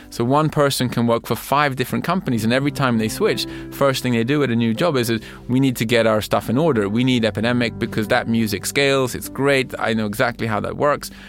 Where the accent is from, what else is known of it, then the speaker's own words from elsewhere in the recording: Sweden; English is a second language; we're from Sweden, we want to do music for you guys.